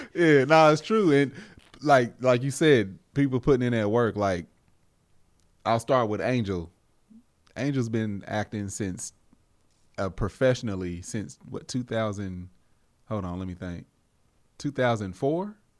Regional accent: United States; a black man in America that was born and raised here

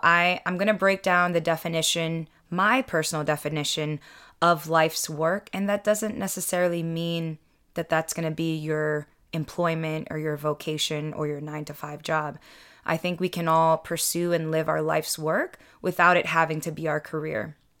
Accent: United States; I'm second generation Filipino American. I was born here in the States, and I don't speak the native language

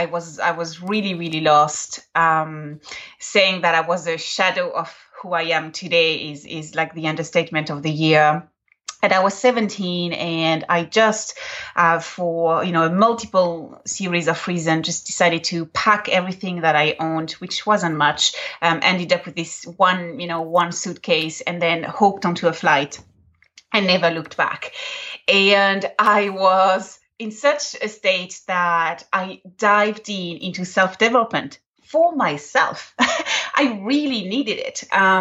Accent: Ireland; My mother tongue is English, which always surprises everyone. And so my colloquialisms are, you know, very Irish.

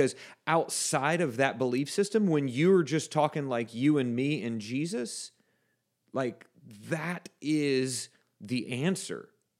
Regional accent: Texas, United States; That's like saying you're from Mexico, Chris, because I was born and raised in South Texas.

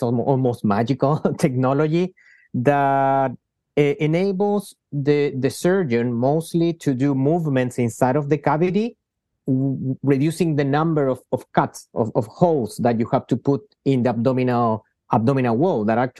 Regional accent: Chile; I'm half Spanish, half from Chile. I grew up in Chile, where I did my medical training

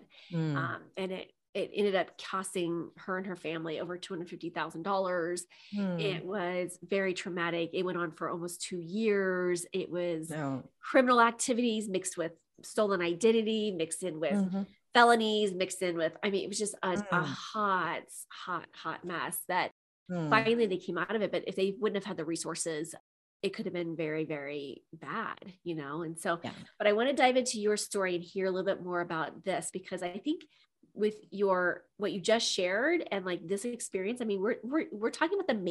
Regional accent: Midwest, United States; I'm from the Midwest

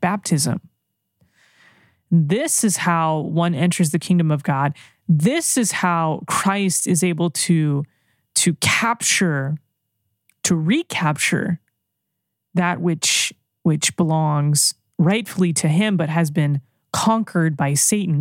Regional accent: United States; I'm an American.

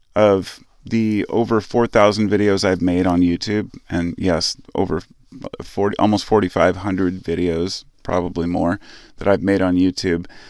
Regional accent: United States; as an American citizen

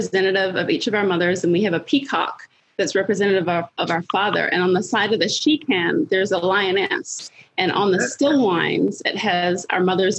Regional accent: Blenheim, Marlborough, New Zealand; also born or lived in Los Angeles; I grew up in Blenheim. The region is Marlborough, which is our largest grape growing region in New Zealand.

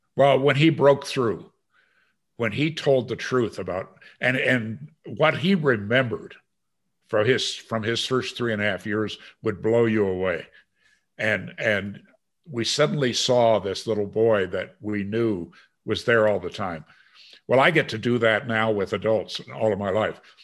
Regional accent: Green Bay, Wisconsin, United States; also born or lived in China; growing up in Green Bay, Wisconsin

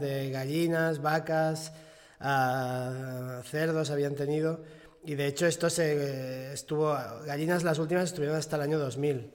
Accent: Catalonia, Spain; aquí, o sea, eh, en Cataluña o en España estamos acostumbrados

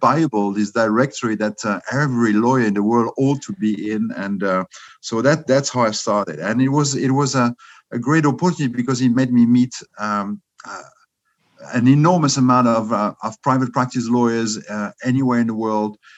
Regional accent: Strasbourg, Grand Est, France; accent: French; English is a second language; also born or lived in London / New York City / Cork, Ireland / Geneva; now in Zurich, Switzerland; You guess from my accent maybe that I'm French. I'm born in Strasbourg. That's on the German border.

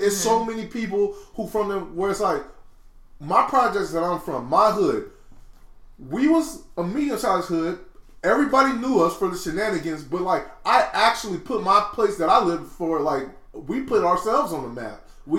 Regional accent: Oakland, California, United States; East Oakland, California.

